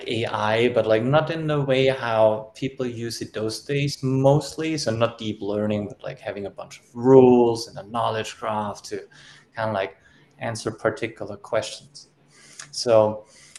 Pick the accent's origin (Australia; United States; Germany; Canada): Germany; I was born and raised in Germany